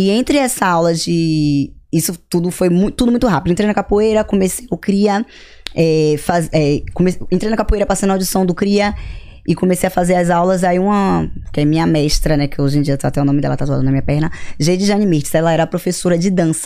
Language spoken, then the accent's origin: Portuguese; Salvador, Bahia, Brazil; moved away as an adult; eu sou de Salvador, Bahia.